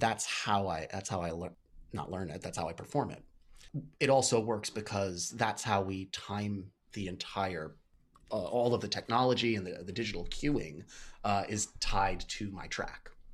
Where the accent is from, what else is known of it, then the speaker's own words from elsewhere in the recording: Port Washington, New York, United States; also born or lived in Pittsburgh; I grew up in Port Washington, uh, Long Island